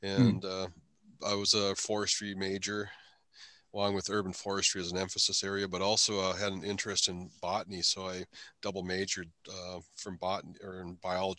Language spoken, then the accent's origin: English; Brainerd, Minnesota, United States; I was born in Brainerd, Minnesota, so that's my birthplace